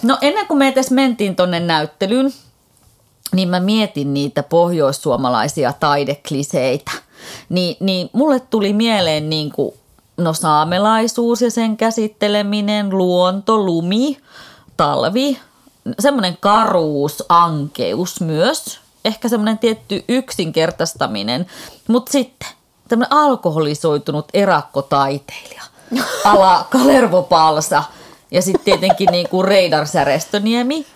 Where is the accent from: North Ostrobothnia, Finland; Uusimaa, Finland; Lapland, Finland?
North Ostrobothnia, Finland; Oulu; minä olen viettänyt lapsuuteni ja nuoruuteni Oulussa